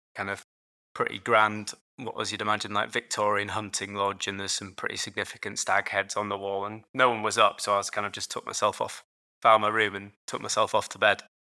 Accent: Yorkshire and the Humber, United Kingdom; moved away as an adult; also born or lived in London; now in Edinburgh, United Kingdom; I grew up in Yorkshire, so just about three hours north of London. Um, so yeah, a, all my life in, in, in Yorkshire

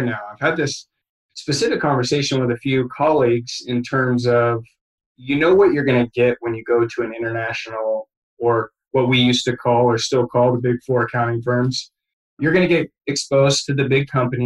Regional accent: McMinnville, Oregon, United States; now in Portland, United States; my hometown of McMinnville, Oregon

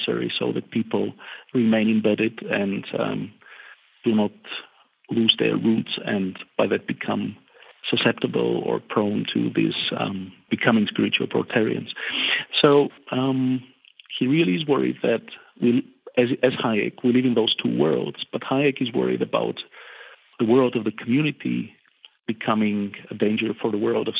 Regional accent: Bulgaria; now in Germany; I'm from Bulgaria, I live in Germany

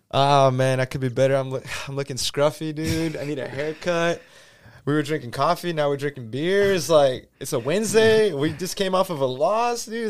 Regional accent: Houston, Texas, United States; first language Spanish; English is a second language; throughout my entire life growing up in Houston

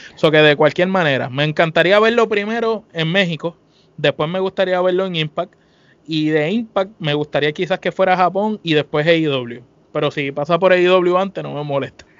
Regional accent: Puerto Rico; nosotros somos de Puerto Rico

